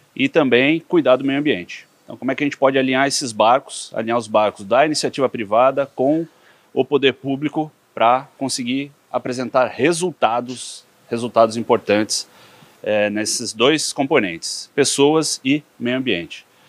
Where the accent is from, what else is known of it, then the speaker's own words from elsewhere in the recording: São Paulo, Brazil; also born or lived in Piracicaba; eu sou filho de piracicabanos mesmo, uhum. é, meus pais estudaram na Exalc, foram servidores públicos, cresci em São Paulo